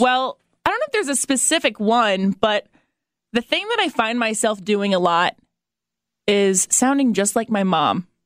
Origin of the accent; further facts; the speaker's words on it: Fort Wayne, Indiana, United States; moved away as an adult; I grew up in Fort Wayne and I never moved anywhere else